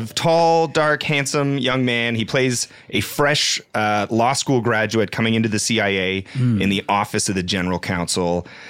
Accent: Canada; I'm a Canadian.

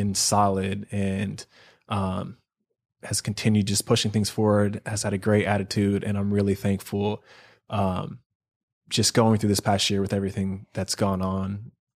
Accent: Charlotte, North Carolina, United States; moved away as an adult; also born or lived in Seattle, Washington; now in Southern California, United States; I'm from Charlotte, North Carolina. That's where I consider home. I was actually born in Seattle. Lived there till I was ten, ten years old, and then my family moved to North Carolina

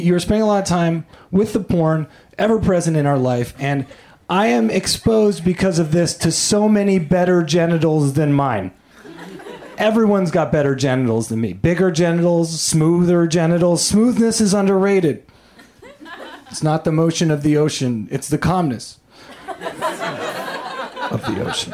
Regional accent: Canada; now in United States; I am an immigrant from Canada

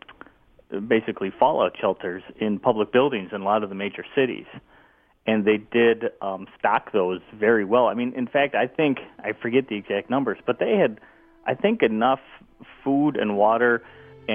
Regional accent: United States; as an American

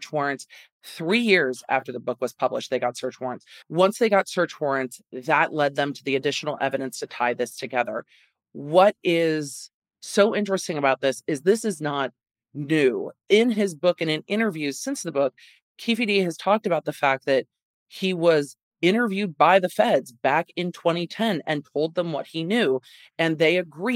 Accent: Los Angeles, California, United States; I grew up in Los Angeles

